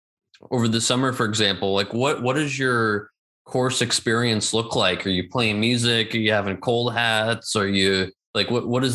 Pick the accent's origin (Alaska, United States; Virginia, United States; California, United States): California, United States; moved away as an adult; now in Berlin, Germany; growing up in California where you could golf year round. So it was definitely hard to grasp moving here